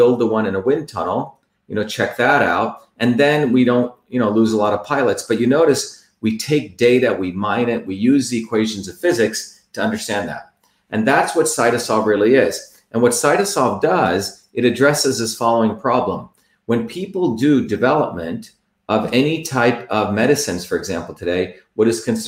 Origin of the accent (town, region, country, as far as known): New Jersey, United States; born or raised there; also born or lived in Mumbai, India